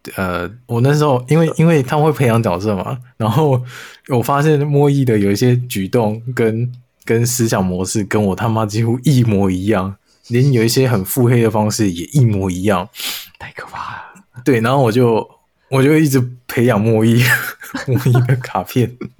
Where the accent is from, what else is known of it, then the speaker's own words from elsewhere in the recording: Taiwan; 但是我们。台湾人听了没感觉